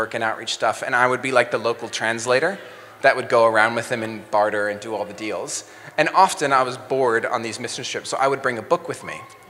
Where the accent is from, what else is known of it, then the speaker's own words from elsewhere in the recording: Mexico City, Mexico; now in New Zealand; So I grew up as a missionary kid. My parents were missionaries, so I grew up in Mexico City.